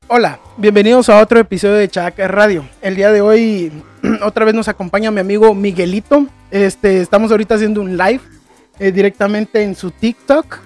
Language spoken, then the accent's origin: Spanish; Antigua Guatemala, Sacatepéquez, Guatemala; moved away; ahí nací, crecí en Antigua. Para los que no saben, es una ciudad en, cerca de la capital que es patrimonio de la humanidad.